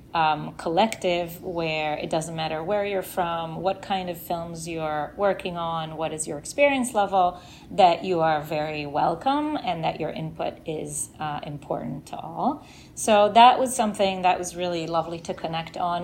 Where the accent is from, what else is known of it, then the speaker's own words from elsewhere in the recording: Israel; moved away as an adult; now in New York, United States; I grew up in Israel